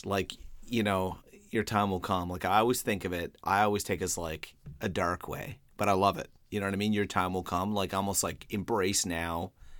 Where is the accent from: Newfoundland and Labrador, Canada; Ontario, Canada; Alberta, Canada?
Newfoundland and Labrador, Canada; accent: Newfoundland